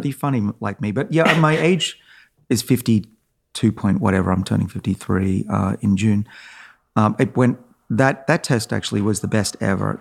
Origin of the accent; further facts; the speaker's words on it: Australia; moved away; I'm Australian